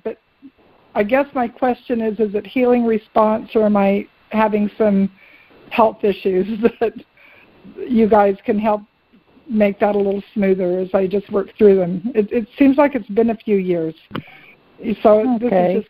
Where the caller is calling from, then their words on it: Virginia, United States; Oh, hi, Jimmy and Reverend Debbie. … in Virginia.